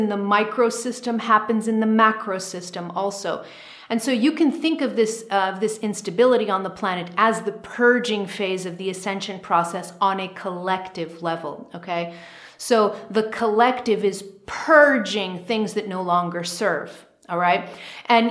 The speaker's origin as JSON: {"language": "English", "country": "United States", "said": "I'm American, so I'm tuned in to the American collective consciousness a lot."}